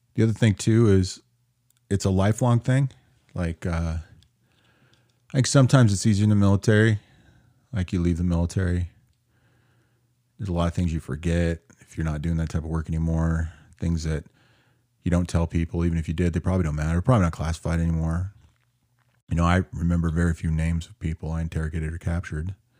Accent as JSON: {"language": "English", "town": "Seattle", "region": "Washington", "country": "United States", "tie": "born or raised there", "said": "If you can't figure out where my hometown is, 'cause it got crazy there lately, you're either not watching the news at all, or you have no idea that the mythical world of Chaz is in Seattle"}